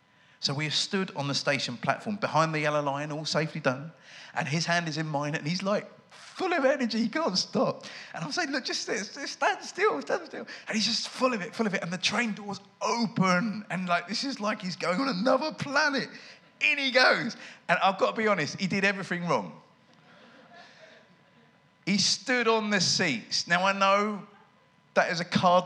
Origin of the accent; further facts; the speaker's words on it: United Kingdom; I'm British